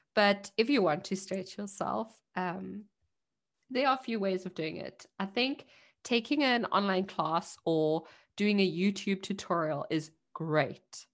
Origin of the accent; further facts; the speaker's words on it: South Africa; now in Germany; I'm a South African immigrant in Germany